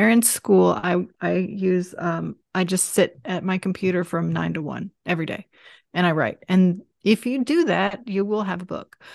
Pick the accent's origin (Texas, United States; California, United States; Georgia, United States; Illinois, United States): Georgia, United States; Atlanta; moved away as an adult; I grew up here too, so we're both from Atlanta.